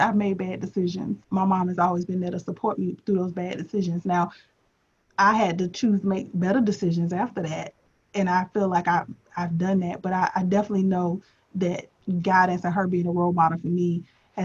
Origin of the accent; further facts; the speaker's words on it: Tampa, Florida, United States; moved away as an adult; also born or lived in Washington, D.C.; when I was growing up, I'm from Tampa, Florida originally